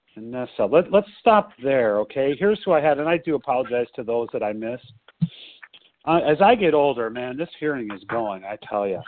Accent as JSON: {"language": "English", "town": "Skokie", "region": "Illinois", "country": "United States", "tie": "born or raised there", "also_born_or_lived": "Chicago", "said": "I was born in Skokie, Illinois, at the same hospital that Harlan spent some time"}